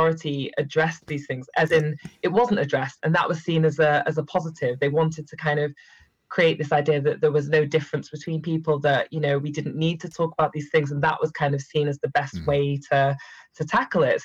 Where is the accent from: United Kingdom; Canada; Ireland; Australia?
United Kingdom; Manchester, North West England; accent: northern; moved away as an adult; also born or lived in Cheshire; now in London, United Kingdom; I'm originally from Manchester, which is where this northern accent comes from, even though I've now been in London for 9 years